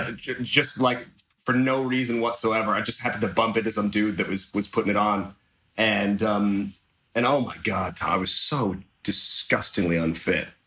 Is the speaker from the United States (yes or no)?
no; England, United Kingdom; when I was growing up in England